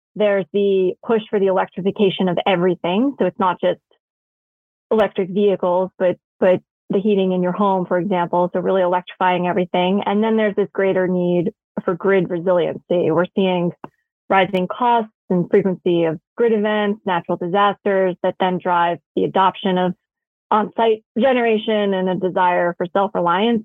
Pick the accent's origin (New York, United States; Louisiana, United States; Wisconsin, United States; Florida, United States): New York, United States; New York City; I grew up in New York City